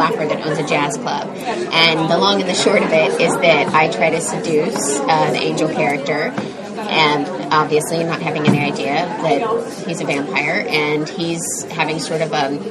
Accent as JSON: {"language": "English", "region": "Midwest", "country": "United States", "said": "I'm from the Midwest."}